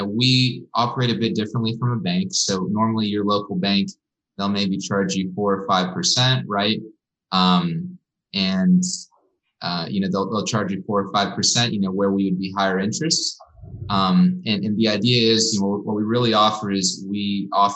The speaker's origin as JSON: {"language": "English", "town": "Corpus Christi", "region": "Texas", "country": "United States", "tie": "born or raised there", "lives_now": "Austin, United States", "said": "I'm from Corpus Christi"}